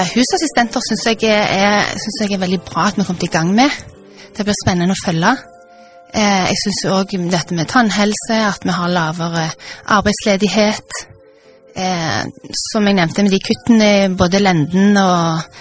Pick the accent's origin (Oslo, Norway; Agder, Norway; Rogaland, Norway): Rogaland, Norway; Stavanger; det er jo hjemstedet mitt. Jeg har bodd her siden jeg var seks år